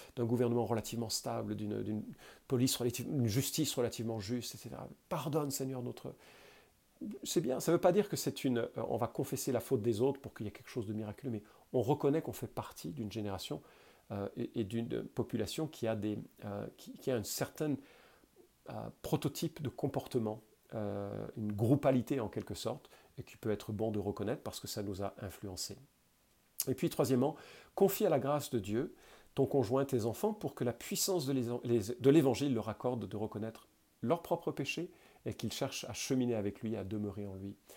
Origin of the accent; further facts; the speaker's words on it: France; je suis français